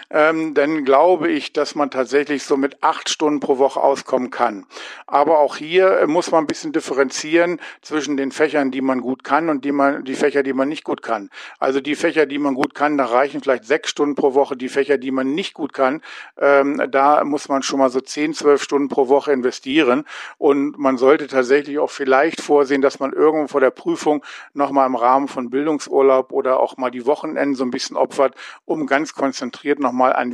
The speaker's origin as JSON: {"language": "German", "town": "Hanover", "region": "Lower Saxony", "country": "Germany", "said": "Ich komme aus Hannover, bin 58 Jahre alt"}